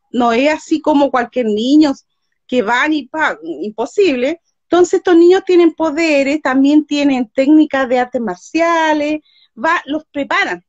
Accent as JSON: {"language": "Spanish", "country": "Chile", "said": "soy chilena, de acá de Chile, Sudamérica"}